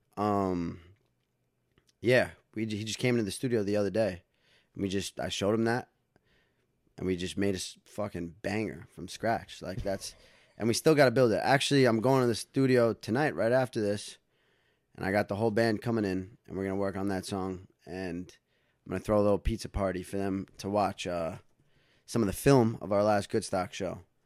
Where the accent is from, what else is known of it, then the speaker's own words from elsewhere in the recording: Dobbs Ferry, New York, United States; also born or lived in White Plains, New York / Los Angeles; I was born in White Plains, New York, actually. Yep. Born in White Plains. Grew up in Dobbs Ferry